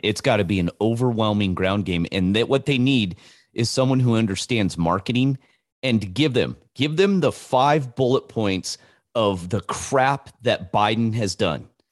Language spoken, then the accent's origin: English; California, United States; I was born and raised in in California